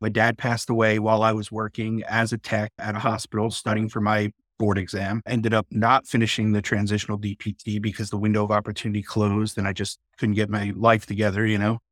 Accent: New York, United States; now in Texas, United States; I grew up in New York, so we definitely leaned blue for sure, but nowadays I live in Texas

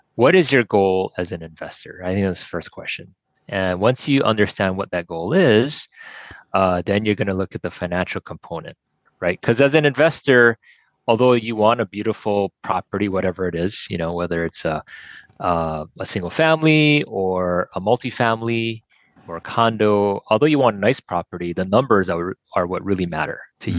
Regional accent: Kailua, Hawaii, United States; born and raised in Kailua and uh, been here all my life

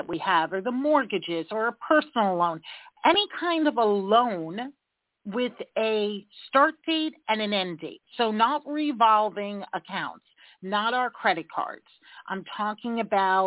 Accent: New York, United States; I'm a New Yorker, bottom line kind of gal

